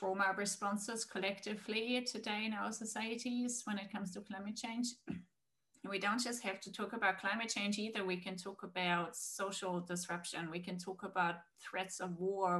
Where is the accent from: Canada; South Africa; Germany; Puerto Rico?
Germany; moved away; also born or lived in Australia; I'm originally from Germany, and my whole family is in Germany